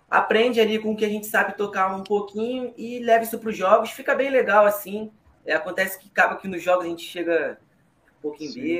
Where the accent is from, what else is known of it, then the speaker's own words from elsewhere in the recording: Rio de Janeiro, Brazil; A gente, tipo assim, a gente é carioca, a gente gosta muito de carnaval.